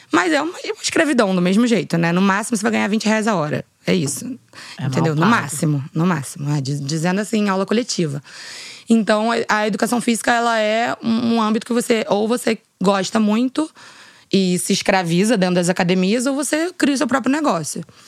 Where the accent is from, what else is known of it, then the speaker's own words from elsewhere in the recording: Rio de Janeiro, Brazil; eu sou nascida aqui no Rio de Janeiro, né, na Zona uhum. Sul